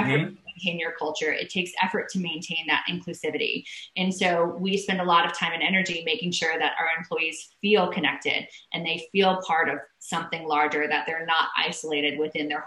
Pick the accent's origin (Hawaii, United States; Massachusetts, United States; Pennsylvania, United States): Hawaii, United States; I'm from Hawaii